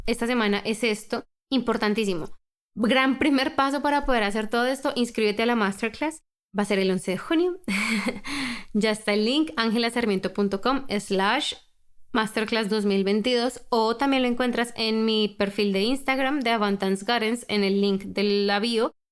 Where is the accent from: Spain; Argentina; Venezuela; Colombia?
Colombia; Yo por lo menos crecí en Colombia, una cultura muy, muy, muy religiosa